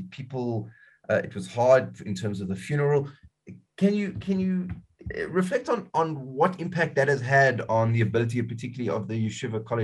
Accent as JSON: {"language": "English", "country": "South Africa", "said": "as South African Jews"}